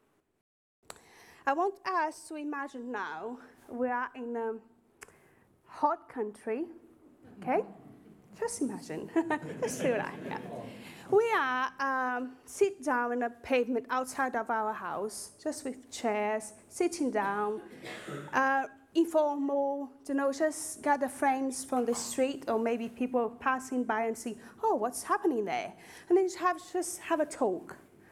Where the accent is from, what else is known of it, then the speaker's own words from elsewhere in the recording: Northeast Region, Brazil; English is a second language; moved away as an adult; now in Basingstoke, United Kingdom; my hometown in Brazil, in the northeast of Brazil